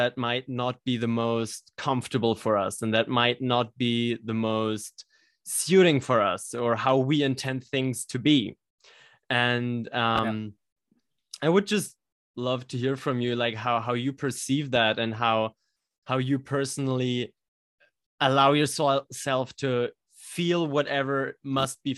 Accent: Germany; we're both from Germany speaking English here

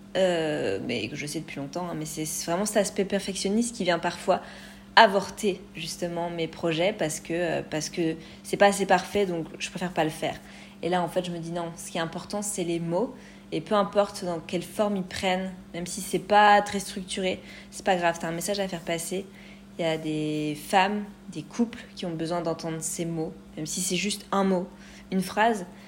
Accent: France; moved away as an adult; now in Canada; j'ai un, une connexion à ma terre natale qui est puissante

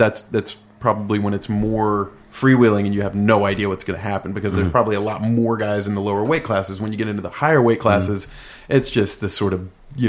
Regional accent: Fort Worth, Texas, United States; From my hometown, Ornette.

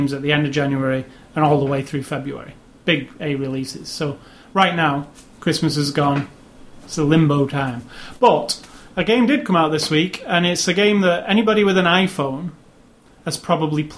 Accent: United Kingdom; I'm British

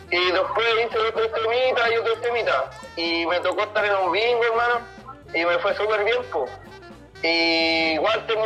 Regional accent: Maipú, Santiago Metropolitan Region, Chile; de Maipú, más nada porque acá comencé y todo, hermano.

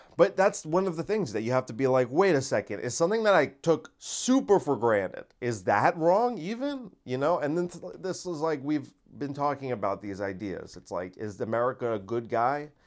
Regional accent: United States; Americans aren't responsible for the actions of our government.

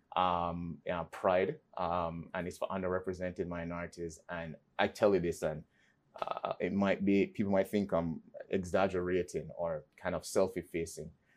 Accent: Kingston, Jamaica; moved away; I was raised in Kingston, Jamaica.

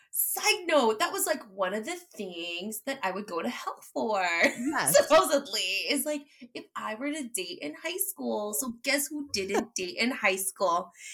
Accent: United States; folklore that we as Filipino American like grew up being exposed to.

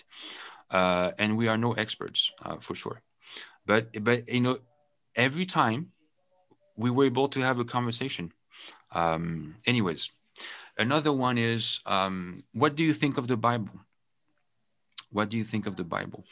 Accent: France; English is a second language; also born or lived in United Kingdom; now in Canada; I come from France

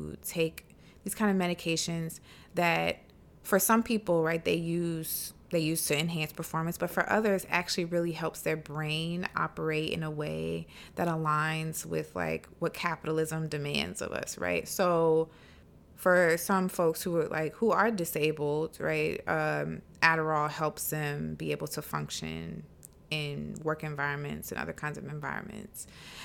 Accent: South Carolina, United States; I grew up in the South, in South Carolina, in like a very kind of Christian household

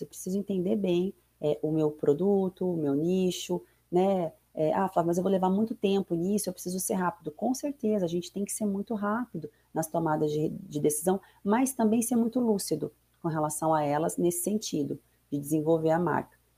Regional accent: Maringá, Paraná, Brazil; moved away as an adult; now in Foz do Iguaçu, Brazil; eu sou nascida em Maringá, é, me formei lá também, minha família, me casei, filhos, tudo por lá

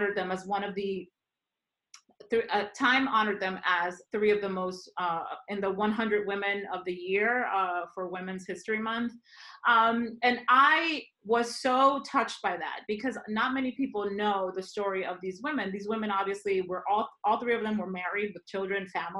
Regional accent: Dominican Republic; moved away; I'm originally from the Dominican Republic

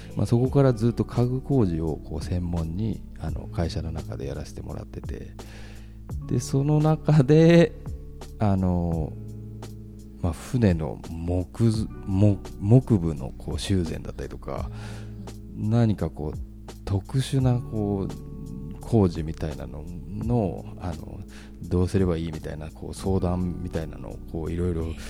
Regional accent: Tokyo, Japan; moved away as an adult; now in Numazu, Japan; 東京生まれ東京育ちだったんですけど、うん、あの沼津に来て17年目になりまして

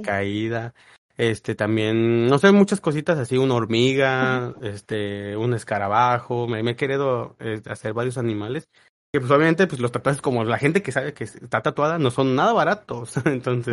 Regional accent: Mexico; nos da identidad como mexicanos

